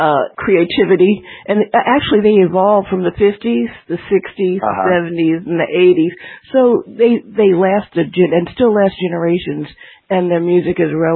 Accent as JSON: {"language": "English", "town": "New Brunswick", "region": "New Jersey", "country": "United States", "said": "I'm from New Jersey. You know, we have a different flavor. I'm from New Brunswick, New Jersey."}